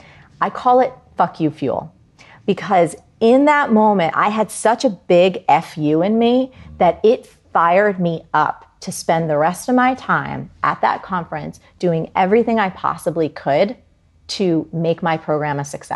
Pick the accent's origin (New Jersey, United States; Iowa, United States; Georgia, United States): New Jersey, United States; I'm from Jersey and it's very hard.